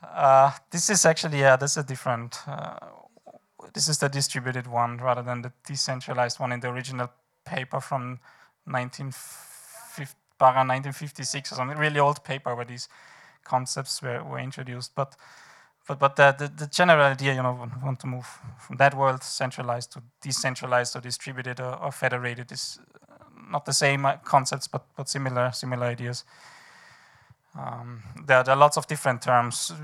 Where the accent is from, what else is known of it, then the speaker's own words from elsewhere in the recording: Vienna, Austria; I am from Vienna.